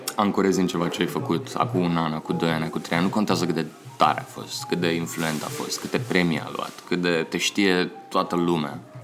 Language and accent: Romanian; Pitești, Argeș, Romania; moved away as an adult; also born or lived in Bucharest; din Pitești